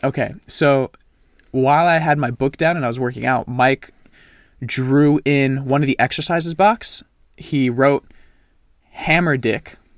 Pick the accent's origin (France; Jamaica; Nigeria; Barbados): France; now in United States; I am from France. My whole family lives there.